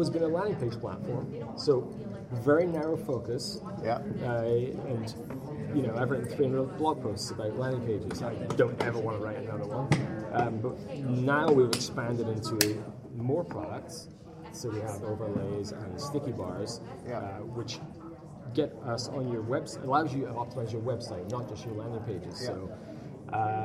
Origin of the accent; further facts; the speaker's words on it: Canada; being Canadian